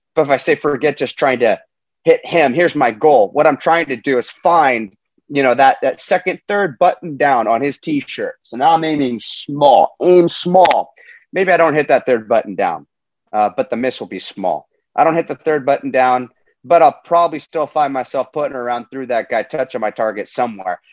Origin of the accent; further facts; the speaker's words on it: Huntington Beach, California, United States; I'm coming to you from Huntington Beach, uh, California, which is just my hometown